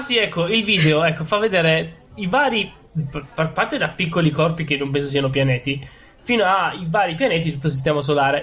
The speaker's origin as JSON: {"language": "Italian", "town": "Rome", "region": "Lazio", "country": "Italy", "said": "sono romano"}